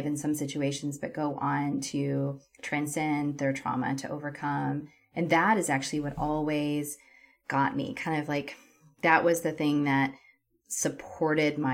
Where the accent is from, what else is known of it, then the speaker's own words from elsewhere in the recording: Texas, United States; moved away as an adult; also born or lived in California / Europe / Canada; I grew up in Texas